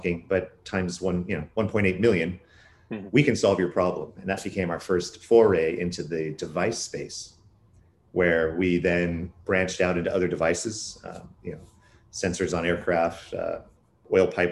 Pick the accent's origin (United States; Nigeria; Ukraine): United States; Silicon Valley, California; moved away as an adult; now in Vancouver, Canada; I was born and raised pretty much in Silicon Valley and moved to Canada in 2007